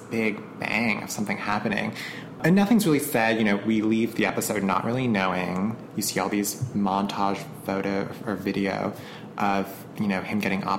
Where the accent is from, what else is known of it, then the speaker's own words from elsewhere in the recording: Canton, Massachusetts, United States; Dunkin' Donuts headquarters are in the town that I grew up